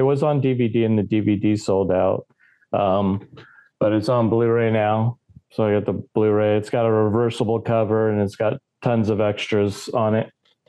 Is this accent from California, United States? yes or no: yes; California, United States; I'm from California.